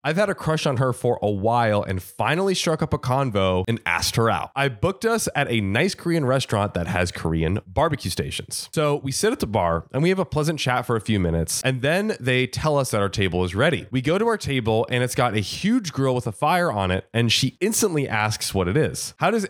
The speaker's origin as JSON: {"language": "English", "country": "India", "lives_now": "United States", "said": "I'm Indian, so I'm kind of used to the whole servant master attitude thing because it's big in India, but I'm not a fan of it. And I thought it was super weird here in the States."}